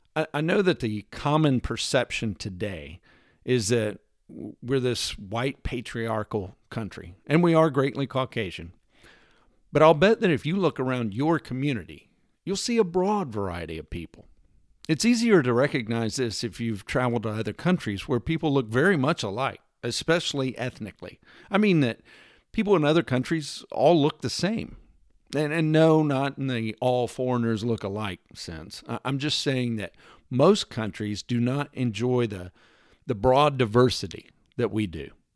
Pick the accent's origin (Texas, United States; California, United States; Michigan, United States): Texas, United States; I'm from Texas